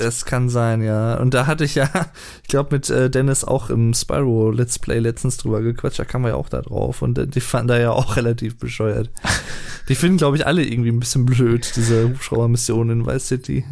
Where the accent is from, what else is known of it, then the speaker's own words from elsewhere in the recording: Berlin, Germany; Ich komme ja auch aus Berlin